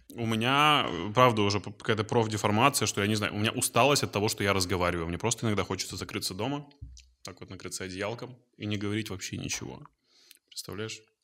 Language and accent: Russian; Izhevsk, Udmurtia, Russia; moved away; в моем родном городе, угу. в Ижевске